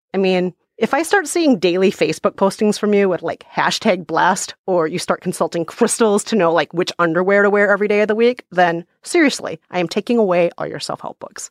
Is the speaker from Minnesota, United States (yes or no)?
yes; Minnesota, United States; I grew up in Minnesota where people have no time for belly aching